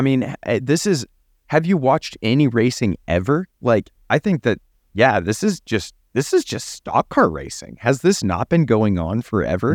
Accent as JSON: {"language": "English", "region": "Texas", "country": "United States", "said": "I'm from Texas"}